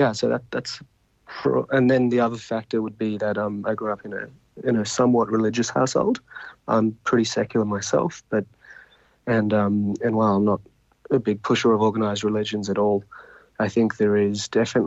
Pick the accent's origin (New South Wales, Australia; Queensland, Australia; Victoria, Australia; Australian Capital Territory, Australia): New South Wales, Australia; Sydney; I grew up here in Sydney, St. Ives